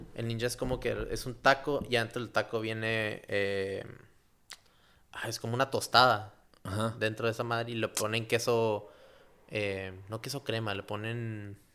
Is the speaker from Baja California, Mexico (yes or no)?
yes; Tijuana, Baja California, Mexico; yo era el único mexicano de ahí, el único de Tijuana